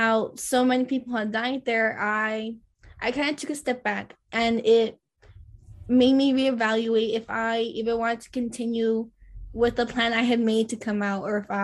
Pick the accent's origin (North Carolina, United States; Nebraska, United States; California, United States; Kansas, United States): California, United States; Glendora; also born or lived in Lynwood, California; So I grew up in Glendora, California, which is a little suburban, predominantly Caucasian community, right? And then going into seventh grade, we decide we're going to move to Linwood.